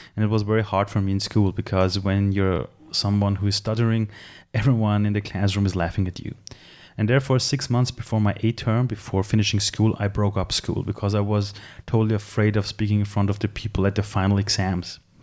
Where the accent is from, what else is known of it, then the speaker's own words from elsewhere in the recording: Tehran, Tehran Province, Iran; now in Austria; I'm from Iran. I was born in Tehran. I came to Austria as a refugee